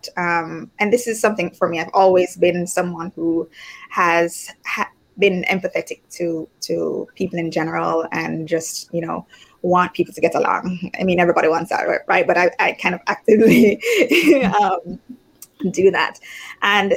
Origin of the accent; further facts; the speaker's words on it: Jamaica; moved away as an adult; also born or lived in United States / Spain; I'm from Jamaica originally